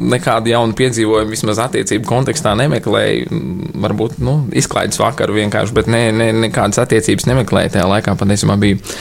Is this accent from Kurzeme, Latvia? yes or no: yes; Liepāja, Kurzeme, Latvia; moved away as an adult; now in Riga, Latvia; es nāku no Liepājas